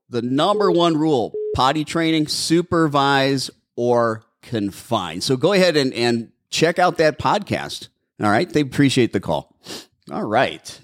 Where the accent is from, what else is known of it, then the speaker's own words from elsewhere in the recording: Milwaukee, Wisconsin, United States; now in Arizona, United States; I'm from Milwaukee